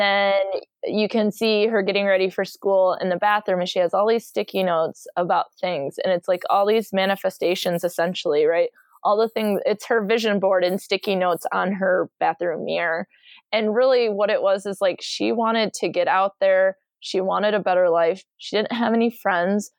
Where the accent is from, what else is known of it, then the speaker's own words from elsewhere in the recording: Michigan, United States; I'm from Michigan